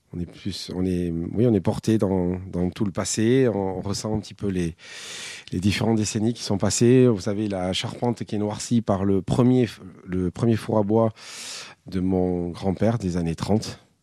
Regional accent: Basque Country, Nouvelle-Aquitaine, France; also born or lived in Landes; je suis basque par ma mère d'Arance, de Bayonne

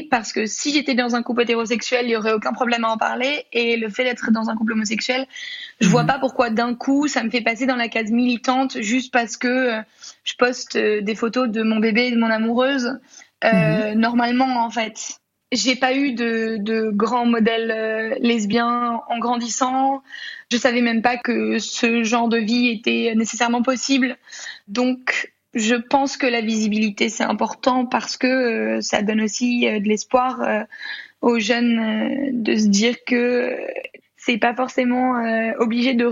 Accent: France; also born or lived in Congo; je suis une petite Française qui habitait le Congo.

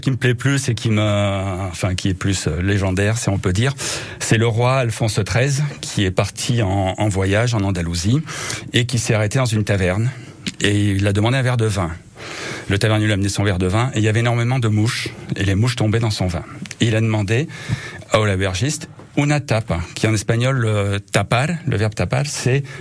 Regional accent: Clermont-Ferrand, Auvergne-Rhône-Alpes, France; also born or lived in Madrid (parents' origin); Mes parents sont de Madrid. Moi, je suis né à Clermont, mais bon, on est d'origine espagnole.

